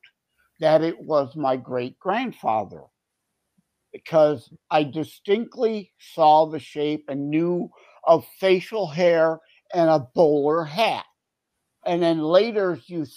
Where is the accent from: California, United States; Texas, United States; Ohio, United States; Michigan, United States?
Michigan, United States; Wyandotte; Born and raised in Wyandotte. My parents lived in Wyandotte. I'm still currently here